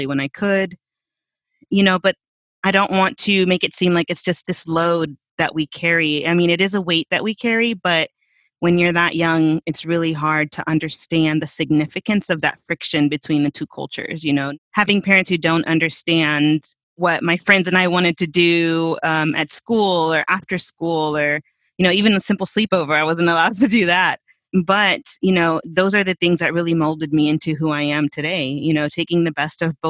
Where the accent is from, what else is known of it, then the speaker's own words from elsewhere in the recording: Marietta, Georgia, United States; first language Spanish; English is a second language; also born or lived in Veracruz, Mexico; my upbringing, all of my childhood is actually here in Marietta, just north of Atlanta